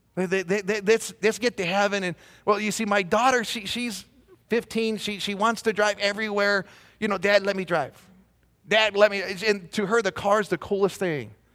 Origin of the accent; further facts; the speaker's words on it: Southern California, United States; moved away as an adult; now in Belen, United States; raised in Southern California.